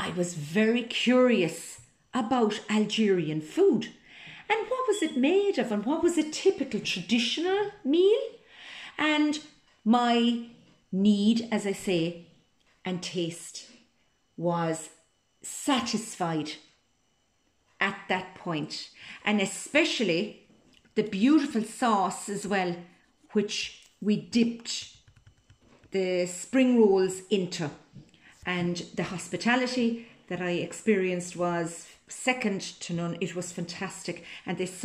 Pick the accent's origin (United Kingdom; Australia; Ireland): Ireland; Cork, Munster; I'm from Cork in Southern Ireland. I was born and reared on a dairy farm next to the iconic Blarney Stone